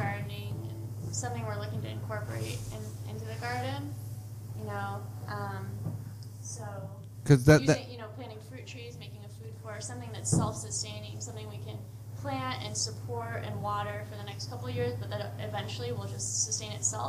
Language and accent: English; Boulder, Colorado, United States; now in Salinas, United States; Originally from Colorado